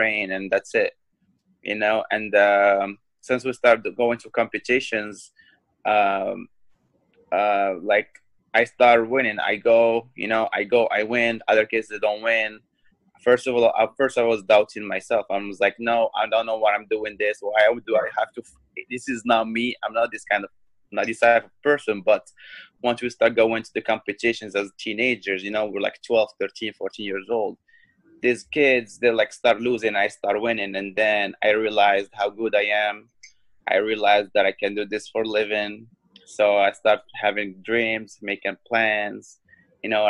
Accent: Morocco; now in Chicago, United States; I'm from Morocco. I'm the first MMA fighter from Morocco to join the Bellator company. I live in Chicago

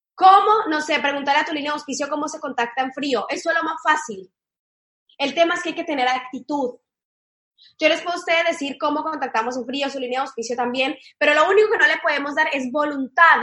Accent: Cali, Valle del Cauca, Colombia; moved away as an adult; now in Argentina; yo soy de Cali, de la ciudad de Cali, de Colombia

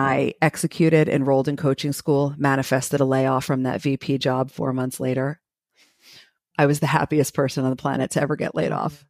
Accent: New Jersey, United States; also born or lived in Brooklyn, New York; now in Florida, United States; I was born in Brooklyn and raised in New Jersey

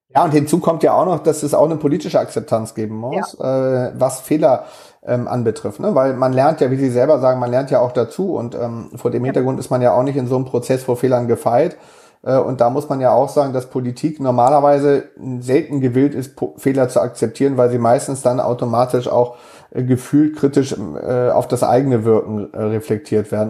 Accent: Hamburg, Germany; als Hamburger

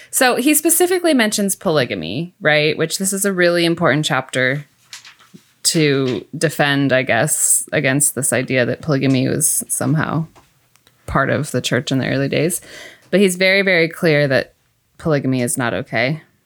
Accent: Mount Ayr, Iowa, United States; moved away; I'm from Iowa originally, Southwest Iowa, Mount Air to be exact

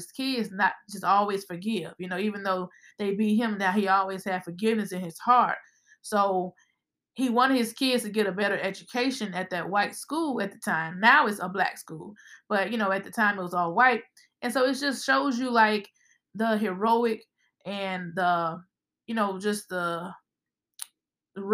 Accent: Birmingham, Alabama, United States; We are from Birmingham, if you haven't picked up on the accents, guys. But yes, we are from the South

